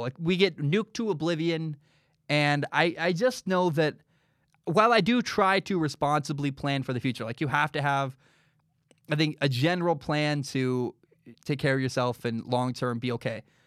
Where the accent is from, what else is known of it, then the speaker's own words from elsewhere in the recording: Portland, Oregon, United States; I grew up in Southeast Portland, uh, like the poor area of town in Portland